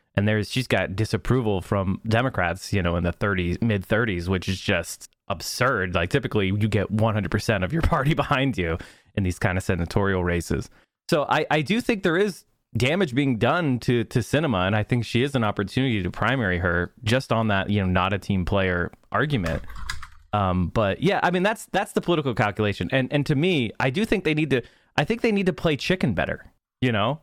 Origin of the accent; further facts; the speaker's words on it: Northeast, United States; also born or lived in Pennsylvania; I come from the Northeast, and, um, in the Northeast, we have a tradition of very bare knuckle politics